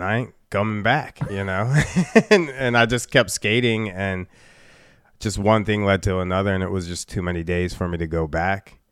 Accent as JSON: {"language": "English", "town": "Chicago", "region": "Illinois", "country": "United States", "tie": "born or raised there", "moved": "as an adult", "said": "Chicago, born and raised. I moved out of Chicago when I was twenty-two years old"}